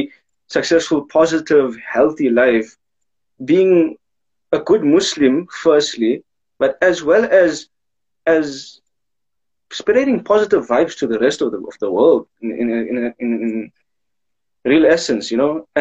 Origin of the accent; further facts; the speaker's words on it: Pretoria, Gauteng, South Africa; I am from Pretoria West